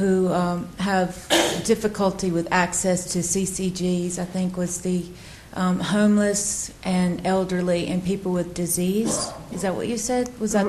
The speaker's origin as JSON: {"language": "English", "country": "United States", "moved": "as an adult", "lives_now": "United Kingdom", "said": "Hi, as an American who's fairly new to this country"}